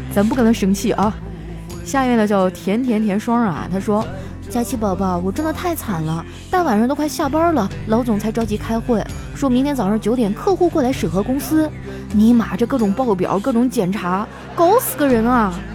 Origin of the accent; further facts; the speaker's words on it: Northeast China, China; 我们东北人脾气火爆哈，在全国都是出了名儿的